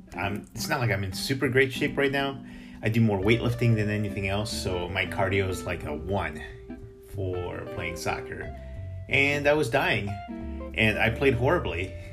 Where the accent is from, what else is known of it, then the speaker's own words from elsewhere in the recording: Chicago, Illinois, United States; now in Boston, United States; Grew up in Chicago